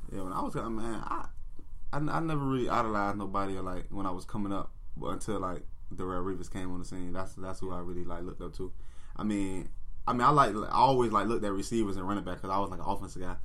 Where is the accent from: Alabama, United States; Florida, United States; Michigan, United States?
Florida, United States; Miami; growing up in Miami